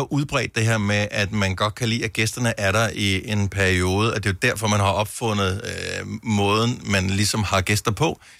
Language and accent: Danish; near Holstebro, Central Denmark Region, Denmark; Fra Hosager. Hosager? Ja. Smilesby. Det er lige ved siden af Holstebro.